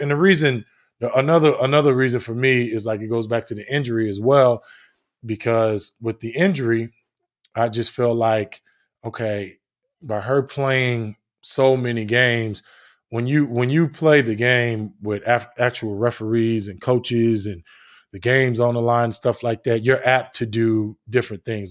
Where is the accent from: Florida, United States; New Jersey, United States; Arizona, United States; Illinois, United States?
New Jersey, United States; I'm from New Jersey, played on concrete and all that good stuff